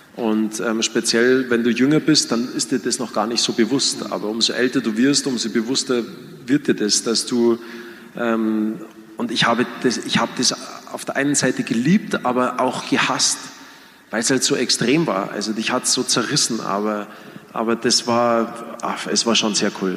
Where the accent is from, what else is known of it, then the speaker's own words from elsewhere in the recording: Germany; wir Deutsche